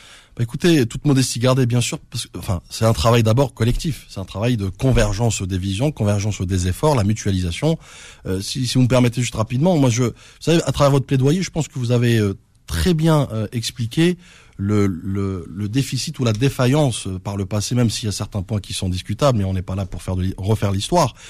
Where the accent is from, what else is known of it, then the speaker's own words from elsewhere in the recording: France; je suis né en France